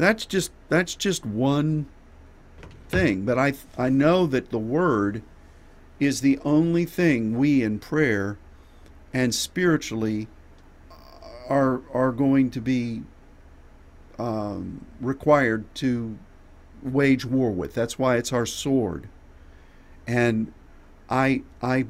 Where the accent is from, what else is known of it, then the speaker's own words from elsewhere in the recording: United States; as an American